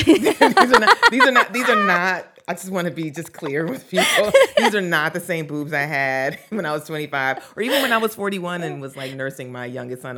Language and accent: English; the South, United States; growing up in the South, um, as a Black person